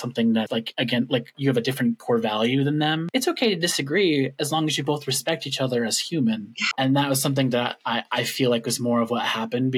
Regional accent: Washington, United States; moved away as an adult; now in Minnesota, United States; I'm from Washington.

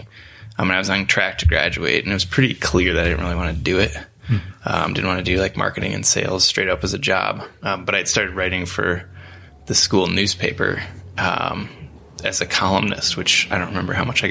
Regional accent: Iowa, United States; moved away as an adult; also born or lived in New Hampton, Iowa; I grew up in small towns in Iowa. So I went to high school in a little town called New Hampton, Iowa

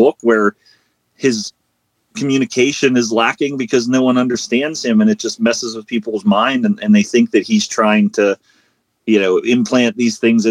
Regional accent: Western Pennsylvania, United States; I'm from Western Pennsylvania, and that's half of my family speaks like

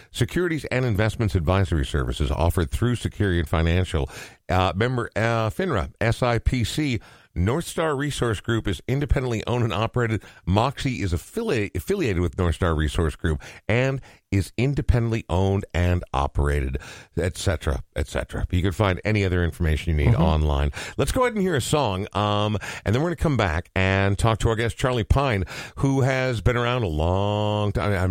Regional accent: Ireland; Uh, also, as an Irishman, yes, very relatable.

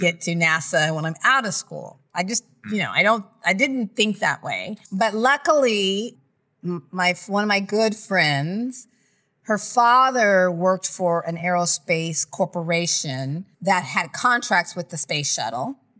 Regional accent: Lompoc, California, United States; also born or lived in Nebraska / Okinawa, Japan; now in Los Angeles, United States; from about seven or eight until I was eighteen, I lived in Lompoc, California, near Santa Barbara at Vandenberg Air Force Base.

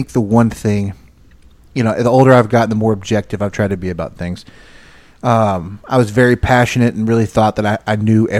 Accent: Texas, United States; as an American, as a Texan

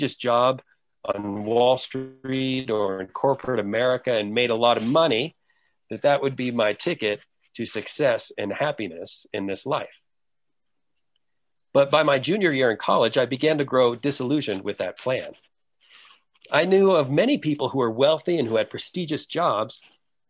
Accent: Wexford, Pennsylvania, United States; moved away as an adult; also born or lived in Quito, Ecuador; I grew up in the North Hills of Pittsburgh, Pennsylvania, in a place called Wexford

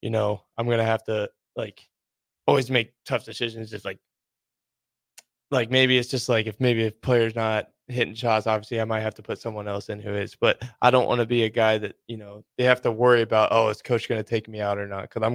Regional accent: Centralia, United States; moved away; I had a lot of good coaches back in Centralia, back in my hometown

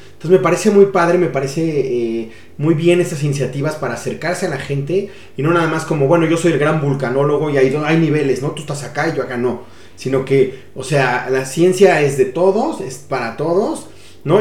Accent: Mexico; nos podemos sentir orgullosos eh, todos como mexicanos

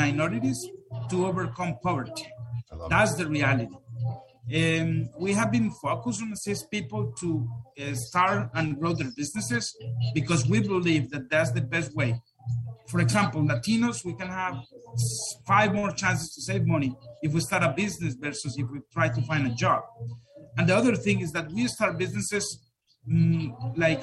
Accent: Colombia; English is a second language; moved away as an adult; now in United States; I grew up in Colombia in a city that was hard hit for a volcano eruption back in 1985

